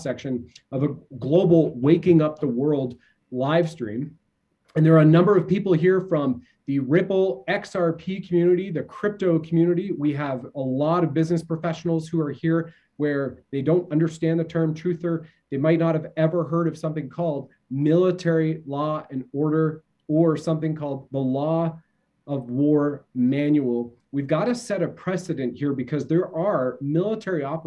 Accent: Canada; as we say in Canada

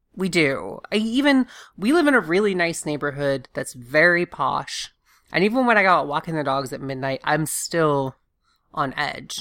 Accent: Augusta, Georgia, United States; moved away; I'm from Augusta, Georgia

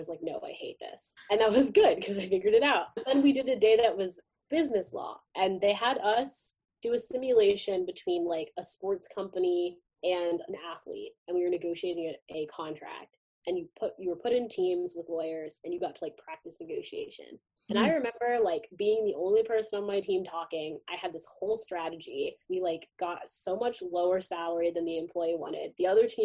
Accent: Cincinnati, Ohio, United States; moved away; also born or lived in Boston, Massachusetts; So I grew up in Cincinnati, Ohio suburbs, but I was born in Boston, so I kind of claim Massachusetts as my real home.

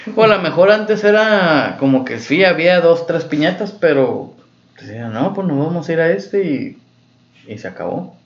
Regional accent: Mexico; es algo chilo, güey, de nuestra cultura mexicana

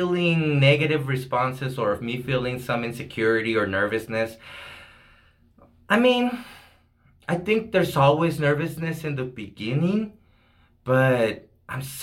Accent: El Paso, Texas, United States; I grew up here in Segundo Barrio

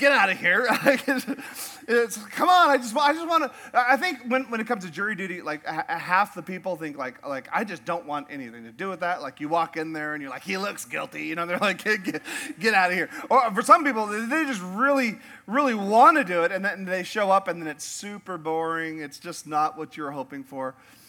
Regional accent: Alaska, United States; also born or lived in Yukon, Canada; I grew up in Alaska and the Yukon in northern Canada, and up there we have whitewater rafting.

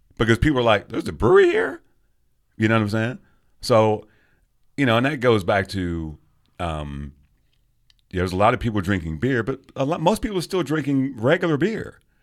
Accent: England, United Kingdom; also born or lived in London / Ipswich; now in Kansas City, United States; I grew up in England. I, there was, I lived in London for years

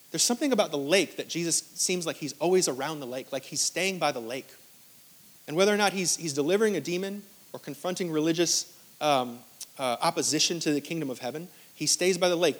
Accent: New York, United States; now in Greenville, United States; I'm from New York

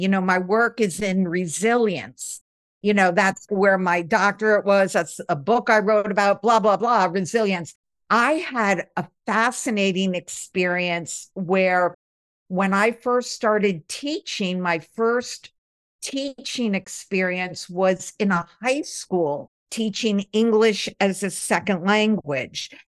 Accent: outside of Albany, upstate New York, United States; I grew up in upstate New York. A lot of times when you say New York, people think of New York City, but I grew up outside of Albany, the capital of New York, and so it was very suburban

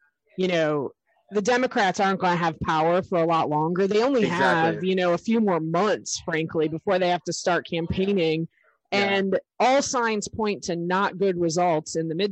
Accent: Central New York, United States; I grew up in Central New York, and I bleed orange for the Syracuse Orange

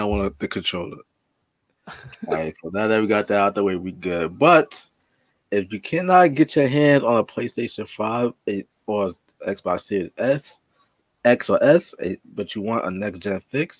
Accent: New York, United States; I'm a New Yorker

